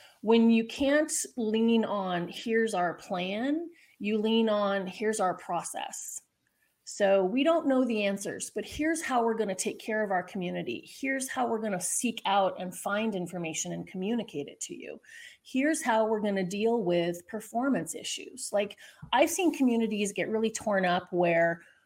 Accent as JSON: {"language": "English", "region": "Southern California", "country": "United States", "said": "I'm from Southern California"}